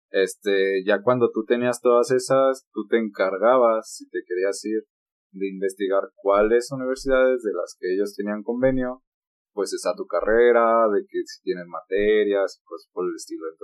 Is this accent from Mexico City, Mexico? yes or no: no; San Luis, San Luis Potosí, Mexico; No, que somos de San Luis, de ¿a poco? No, sí, es que, ah, es que hablan muy cantado nos decían a nosotros